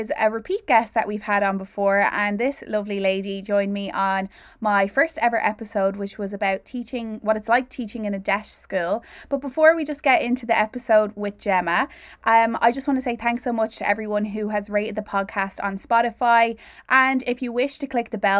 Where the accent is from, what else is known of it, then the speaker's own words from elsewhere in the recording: Dublin, Leinster, Ireland; I'm a Dub myself